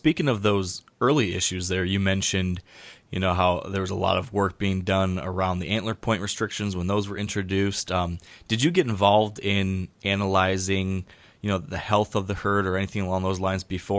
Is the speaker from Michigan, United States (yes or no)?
yes; Michigan, United States; my home state of Michigan.